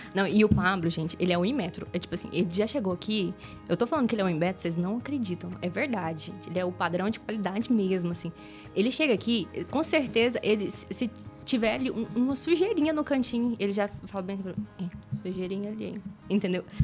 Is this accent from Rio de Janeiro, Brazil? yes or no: no; Goiás, Brazil; eu sou goiana raiz do interior, falo bem errado mesmo